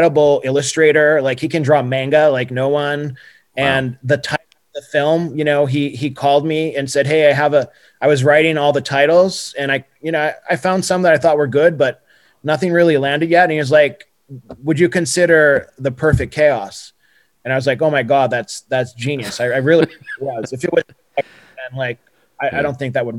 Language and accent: English; Brazil; moved away; I remember in Brazil, you know, I would literally go three times a week at least to like this little art house theater in my hometown